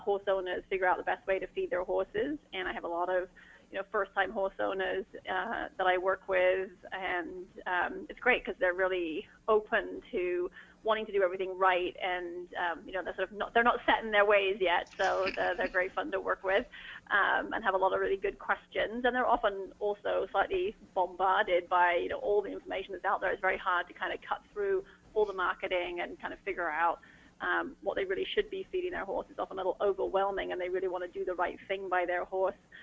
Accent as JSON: {"language": "English", "region": "England", "country": "United Kingdom", "tie": "born or raised there", "moved": "as an adult", "lives_now": "United States", "said": "I grew up uh, keeping horses in England"}